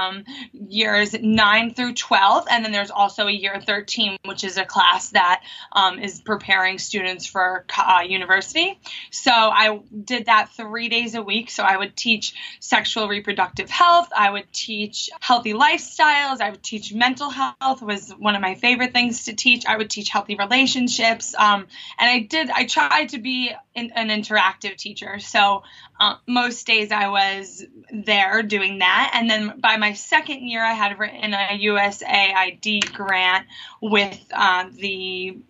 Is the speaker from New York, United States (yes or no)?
yes; Long Island, New York, United States; also born or lived in Fiji; I'm from Long Island, New York